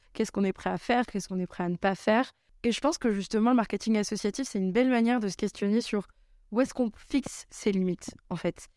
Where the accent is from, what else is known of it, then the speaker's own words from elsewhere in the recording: Saintes, Nouvelle-Aquitaine, France; moved away; also born or lived in Bordeaux; Je suis originaire de Sainte en Charente-Maritime